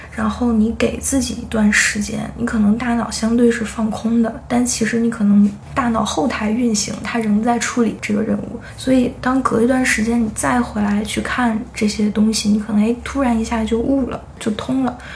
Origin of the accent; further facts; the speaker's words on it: China; 我是从中国来的